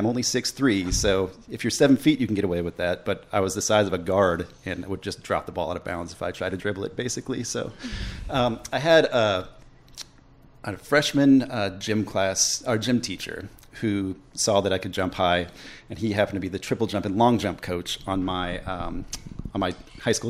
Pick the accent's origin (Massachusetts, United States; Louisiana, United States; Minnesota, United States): Minnesota, United States; just north of Minneapolis; moved away as an adult; now in Winston-Salem, United States; I grew up just north of Minneapolis, Minnesota. Okay. I lived there until I was 18